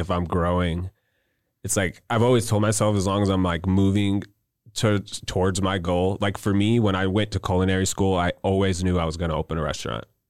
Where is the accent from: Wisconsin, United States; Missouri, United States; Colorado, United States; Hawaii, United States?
Missouri, United States; Wentzville; also born or lived in Cedar Rapids, Iowa; I moved here when I was four years old